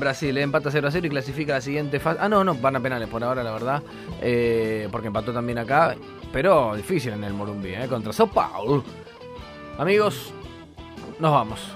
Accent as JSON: {"language": "Spanish", "country": "Argentina", "said": "Somos argentinos"}